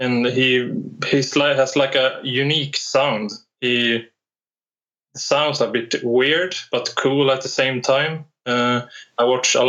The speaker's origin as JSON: {"language": "English", "region": "Norrland", "country": "Sweden", "also_born_or_lived": "Piteå", "said": "I'm from Sweden in the northern part. I live in Piteå right now"}